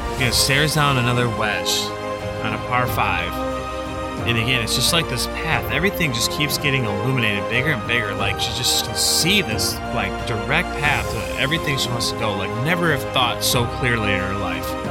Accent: Michigan, United States; now in Illinois, United States; I'm from Michigan

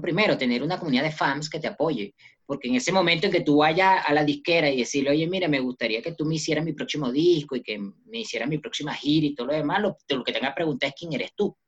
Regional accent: Venezuela; now in Bogotá, Colombia; nací en Venezuela y, eh, soy también colombiano por mis padres y ahorita, en este momento, me encuentro en Bogotá, Colombia

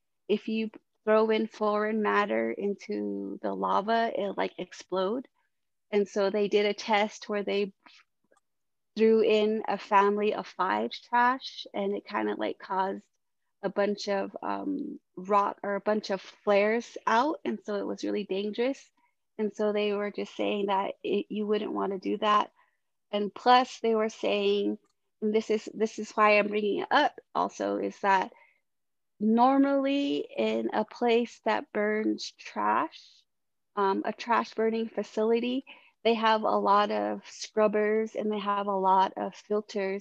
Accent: Shiprock, New Mexico, United States; moved away; I moved back to my hometown of Shiprock

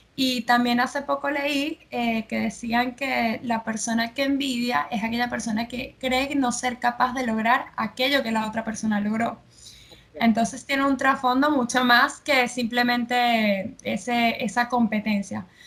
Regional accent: Venezuela; now in Argentina; yo, que soy de Venezuela, vivo aquí en Argentina

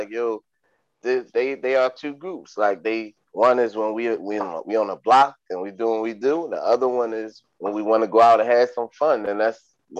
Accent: Philadelphia, Pennsylvania, United States; Y'all know I'm from Philly.

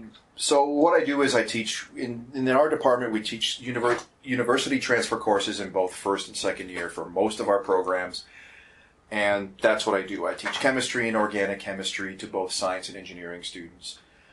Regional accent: Hamilton, Ontario, Canada; moved away as an adult; also born or lived in Edmonton, Alberta / British Columbia; now in Red Deer, Canada; I'm from Southern Ontario originally, born and raised in Hamilton, Ontario.

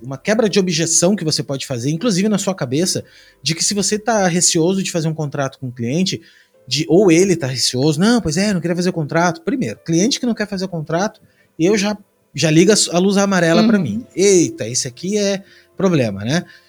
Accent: Rio Grande do Sul, Brazil; now in Santa Catarina, Brazil; Eu sou do Rio Grande do Sul, hoje eu moro em Santa Catarina

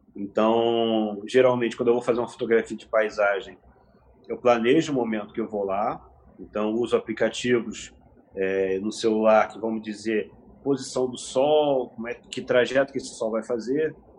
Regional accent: Nova Friburgo, Rio de Janeiro, Brazil; Eu nasci no Rio de Janeiro, vim para Friburgo aos 4 anos de idade

